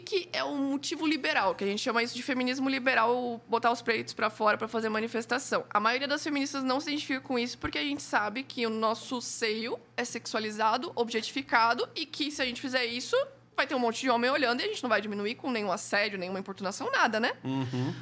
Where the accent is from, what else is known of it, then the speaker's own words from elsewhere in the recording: Joinville, Santa Catarina, Brazil; Eu sou de Joinville